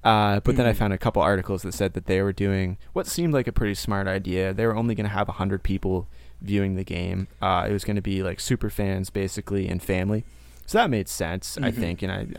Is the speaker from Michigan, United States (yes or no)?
no; Maine, United States; moved away as an adult; also born or lived in Portland, Maine; now in Tallahassee, United States; Carl's in Portland, Maine, where I actually used to live. We're both from Maine. I recently moved to Florida. So I'm in Tallahassee